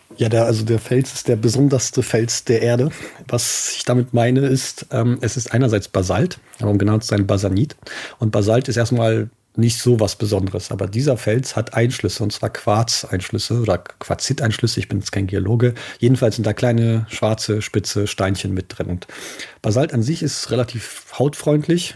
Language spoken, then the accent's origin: German; Eifel, Germany; bei uns in der Eifel